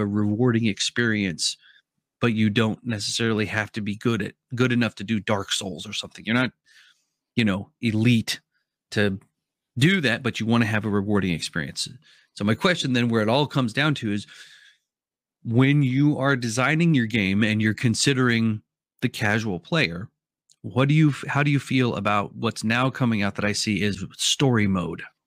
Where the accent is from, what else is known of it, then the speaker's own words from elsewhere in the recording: Oregon, United States; I'm from Oregon